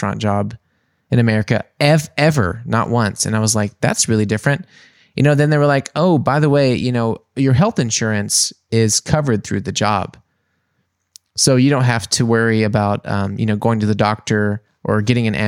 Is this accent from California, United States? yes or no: no; Mississippi, United States; moved away as an adult; also born or lived in New Orleans; now in Germany; I was also from Mississippi